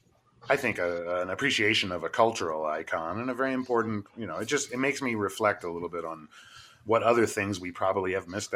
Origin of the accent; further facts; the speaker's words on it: United States; speaking as an American to an American in America